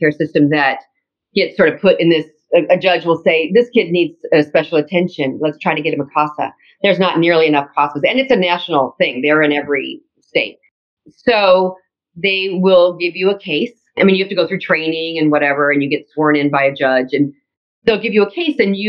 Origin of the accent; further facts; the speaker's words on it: Orange County, California, United States; I'm from Orange County where Disneyland is from